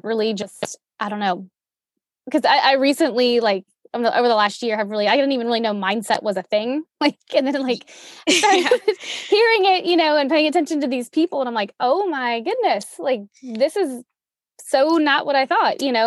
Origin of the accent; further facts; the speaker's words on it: Louisiana, United States; I'm from Louisiana